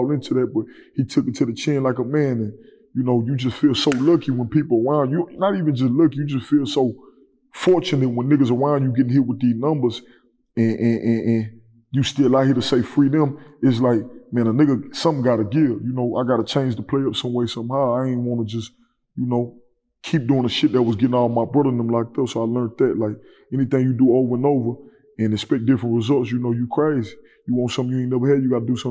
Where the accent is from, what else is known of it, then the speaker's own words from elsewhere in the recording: Houston, Texas, United States; also born or lived in Fort Worth, Texas; I'm from the southwest side of Houston